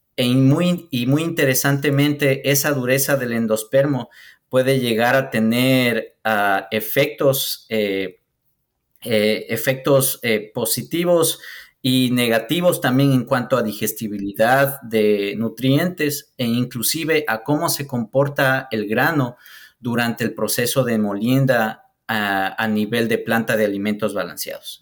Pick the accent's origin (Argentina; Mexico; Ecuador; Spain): Ecuador; yo soy ecuatoriano